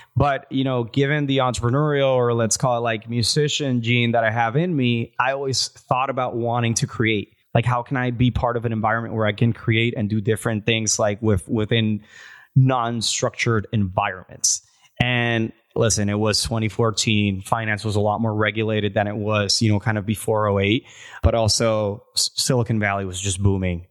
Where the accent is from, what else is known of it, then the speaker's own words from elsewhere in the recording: Puerto Rico; now in Miami, United States; I'm from Puerto Rico. I've been in the States for about sixteen years